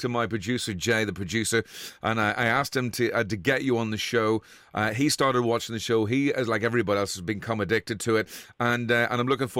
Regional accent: Ireland; now in Liverpool, United Kingdom; my home country, Ireland

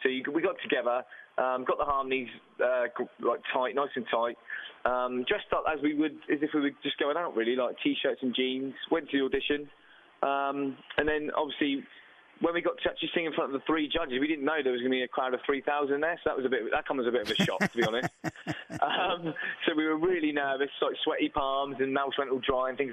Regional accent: Southampton, South East England, United Kingdom; We're all from Southampton.

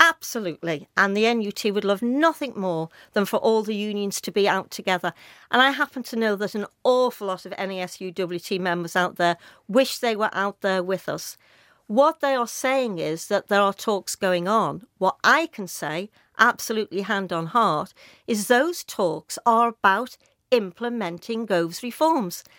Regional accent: Liverpool, North West England, United Kingdom; I was brought up in Speke and Nogsy Green

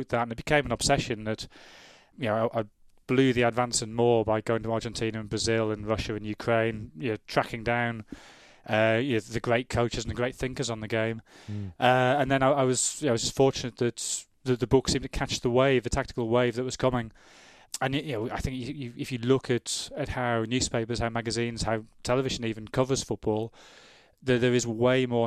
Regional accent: Sunderland, North East England, United Kingdom; I'm from Sunderland, I've got no connection to Merseyside.

